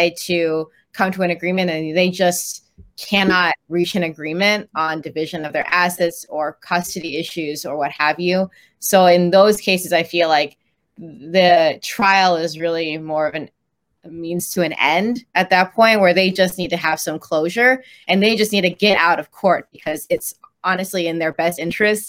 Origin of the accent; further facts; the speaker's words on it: Chicago, Illinois, United States; also born or lived in Dallas, Texas; I was born in Dallas, but moved here pretty early on when I was around 4. So I've been in Chicago since then